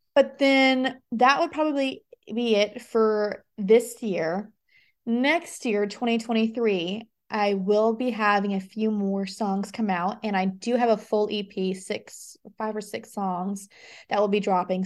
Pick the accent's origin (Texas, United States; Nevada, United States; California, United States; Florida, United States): Nevada, United States; Las Vegas; moved away as an adult; now in Nashville, United States; I was born and raised in Las Vegas, and I moved to Nashville about a year ago